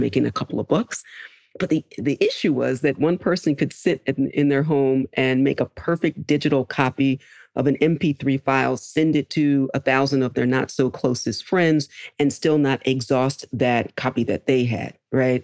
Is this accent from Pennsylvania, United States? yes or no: yes; Philadelphia, Pennsylvania, United States; I grew up in Philadelphia